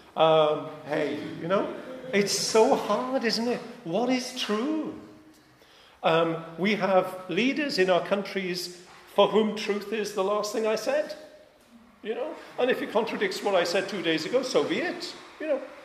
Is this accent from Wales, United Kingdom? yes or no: yes; Wales, United Kingdom; I'm Welsh